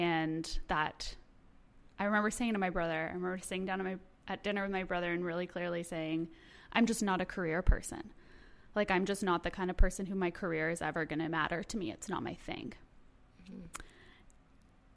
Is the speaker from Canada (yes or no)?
yes; Toronto, Ontario, Canada; moved away as an adult; I was born in Toronto, grew up there